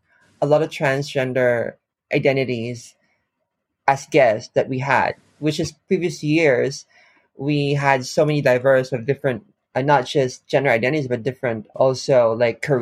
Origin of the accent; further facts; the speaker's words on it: Philippines; now in Japan; I'm from the Philippines.